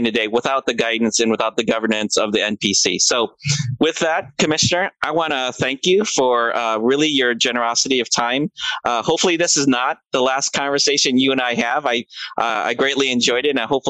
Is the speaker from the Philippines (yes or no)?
yes; Philippines; as a Filipino